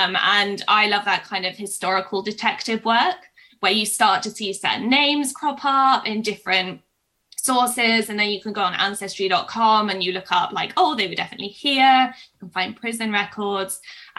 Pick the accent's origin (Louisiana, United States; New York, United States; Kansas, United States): Kansas, United States; I grew up in Kansas and we had a teacher whose surname was Bender.